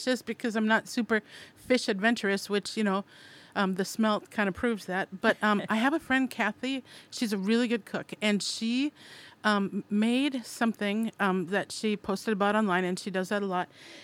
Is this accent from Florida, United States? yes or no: no; Minnesota, United States; I'm from Minnesota, and that was settled by Swedes